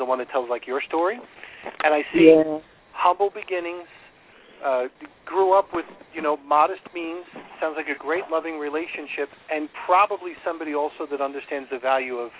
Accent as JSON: {"language": "English", "region": "New York", "country": "United States", "tie": "born or raised there", "also_born_or_lived": "Chicago", "moved": "yes", "said": "I grew up in New York on the water and then eventually moved to Chicago"}